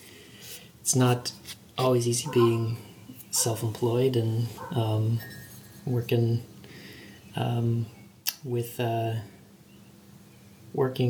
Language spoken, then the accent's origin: English; Kansas City, United States; I'm from Kansas City, okay. Born and raised, still live here